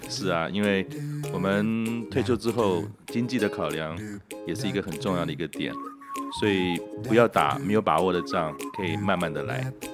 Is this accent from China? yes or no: no; Keelung, Taiwan; now in Taipei, Taiwan; 那我因为从小是在基隆长大的，基隆是个港口